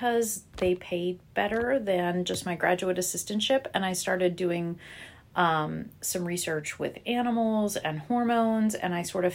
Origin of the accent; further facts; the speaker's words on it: Butler, Pennsylvania, United States; I grew up just outside of Pittsburgh in a town called Butler, Pennsylvania.